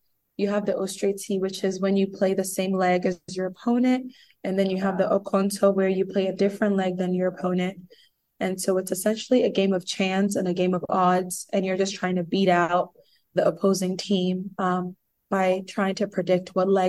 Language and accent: English; Nigeria; now in Columbus, United States; And we're both immigrants. She's from Ghana, I'm from Nigeria, and we moved to Columbus, Ohio during like our formative years.